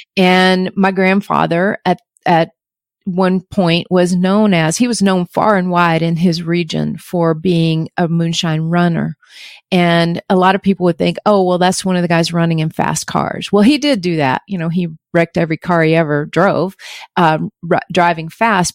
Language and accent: English; North Georgia mountains, United States; I grew up in the North Georgia mountains